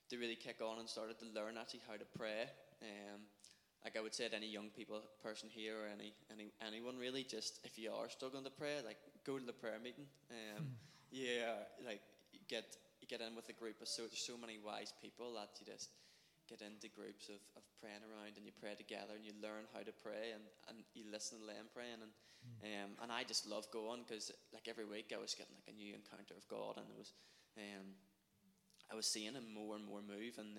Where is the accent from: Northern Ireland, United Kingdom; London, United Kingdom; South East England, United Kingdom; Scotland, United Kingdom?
Northern Ireland, United Kingdom; Portadown; when I was growing up, I was brought up in the Methodist Church in Edenderry in Portadown.